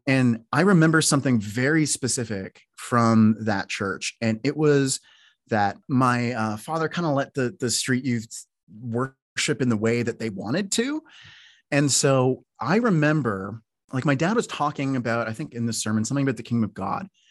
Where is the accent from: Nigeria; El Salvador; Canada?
Canada; moved away as an adult; also born or lived in Toronto / Newfoundland / Oslo; now in United States; I was from Canada because I had this accent and all